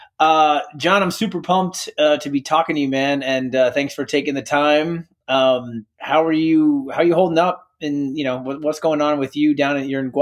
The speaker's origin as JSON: {"language": "English", "region": "New York", "country": "United States", "said": "I'm from New York"}